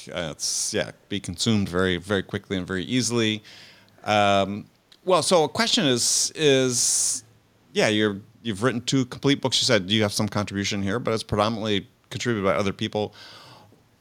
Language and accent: English; San Diego, California, United States; my hometown here in San Diego